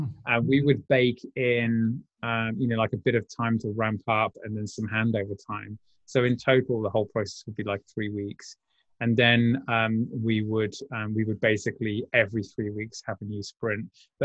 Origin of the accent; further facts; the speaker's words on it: United Kingdom; two Brits.